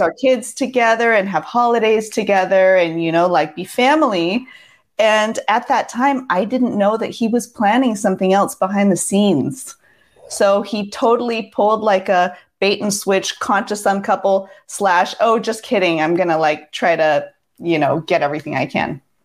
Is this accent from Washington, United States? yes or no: yes; Seattle, Washington, United States; moved away as an adult; I grew up in Seattle from ages six to twenty-four, so those were pretty much my formative years